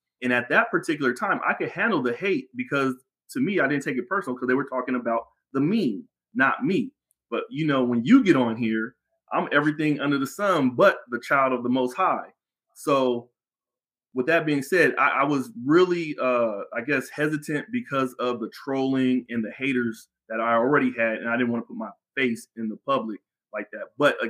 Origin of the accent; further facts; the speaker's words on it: San Diego, California, United States; born and raised in San Diego